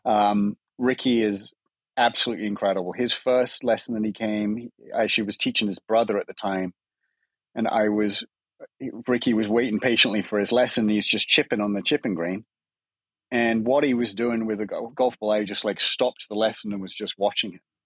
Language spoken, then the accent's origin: English; England, United Kingdom; moved away as an adult; now in United States; as an Englishman